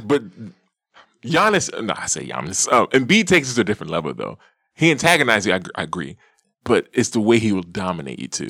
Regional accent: Houston, Texas, United States; I'm from Houston.

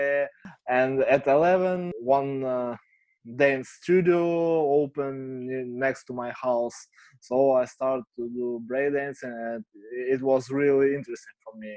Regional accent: Kharkiv, Kharkiv Oblast, Ukraine; English is a second language; I'm from Ukraine, from city Kharkiv. I live here all my life.

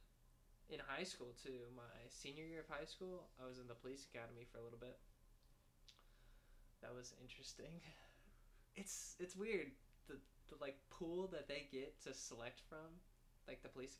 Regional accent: Arlington, Texas, United States; moved away as an adult; now in Fayetteville, United States; we're both from Arlington, Texas

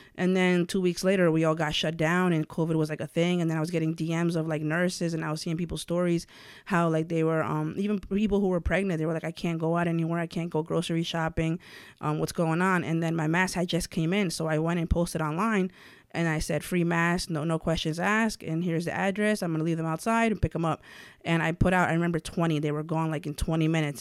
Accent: White Plains, New York, United States; also born or lived in Puebla, Mexico; born there and then raised out here in White Plains

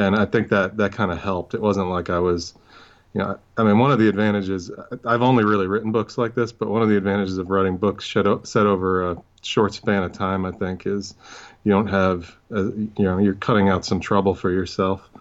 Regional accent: New York City, New York, United States; when I was growing up, I mean, in, in Brooklyn in, uh, the eighties and nineties

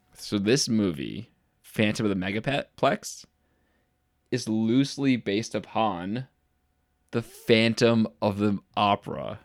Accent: Utica, New York, United States; I'm from Utica.

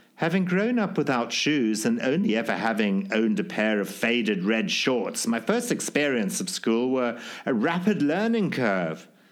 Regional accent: Zimbabwe; born or raised there

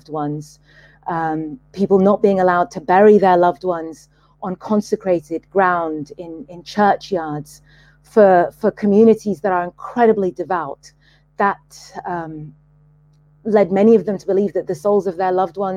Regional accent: Sudan; I'm from Sudan

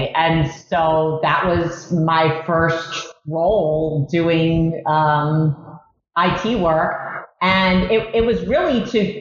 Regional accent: South Florida, United States; moved away as an adult; now in New Jersey, United States; I'm originally from South Florida

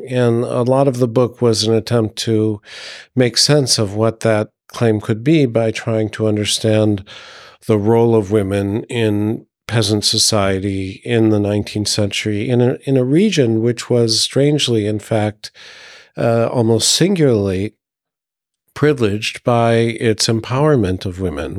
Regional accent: United States; moved away as an adult; now in Burgundy, France; being an American in France

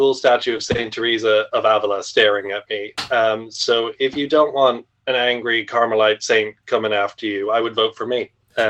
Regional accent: Ireland; I'm Irish

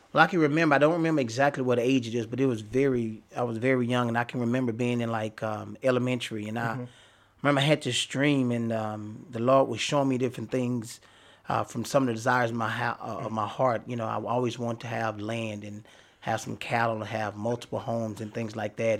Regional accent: Dallas, Texas, United States; I grew up in Oak Cliff

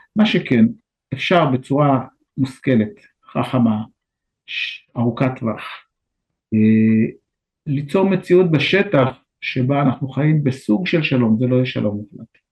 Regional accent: Israel

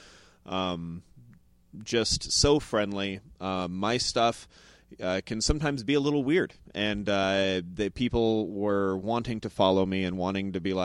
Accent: Moreno Valley, California, United States; moved away as an adult; born and raised in Moreno Valley, California

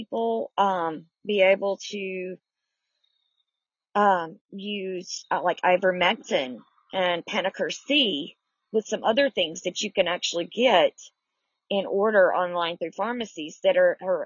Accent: the South, Southern United States, United States; I'm a Southerner

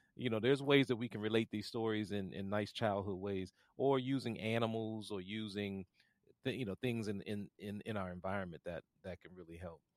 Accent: Washington, District of Columbia, United States; I grew up here in Washington, D C

